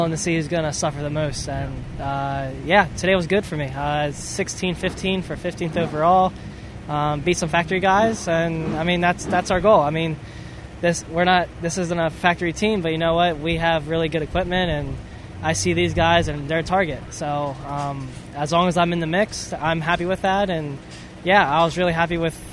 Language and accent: English; East Coast, United States; growing up on the East Coast